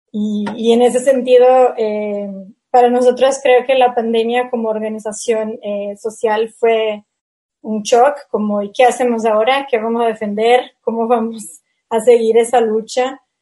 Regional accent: Brazil; Spanish is a second language; como soy de Brasil

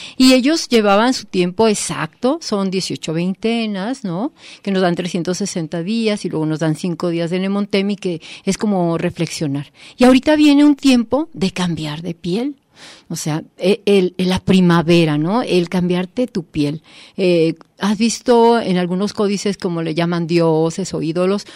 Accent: Mexico; nosotros como mexicanos

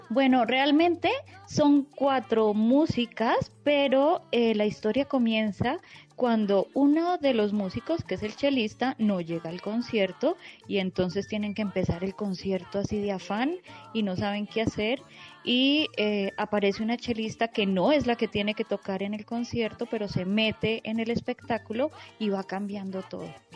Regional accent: Colombia; venimos desde Colombia

